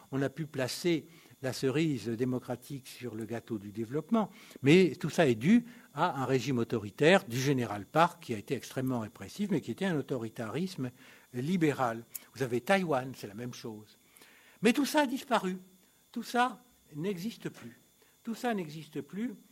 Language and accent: French; Italy; French is a second language; C'était la grande alternative, y compris chez nous. Chez nous, en Italie, en Finlande, c'était l'alternative.